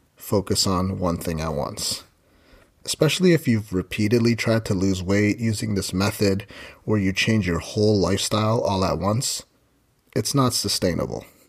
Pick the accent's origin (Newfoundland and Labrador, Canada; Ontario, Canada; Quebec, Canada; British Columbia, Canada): Ontario, Canada; my hometown in Ontario, Canada